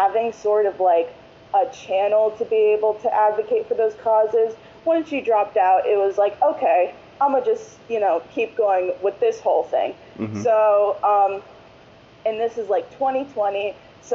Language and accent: English; Broward County, Florida, United States; I'm from Broward County, Florida, specifically Florida's 23rd district